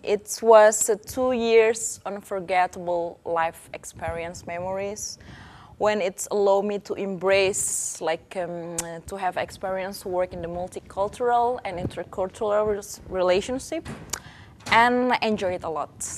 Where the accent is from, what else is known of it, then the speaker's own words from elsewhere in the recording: Indonesia; moved away; I am one of the FIPDES students and I come from Indonesia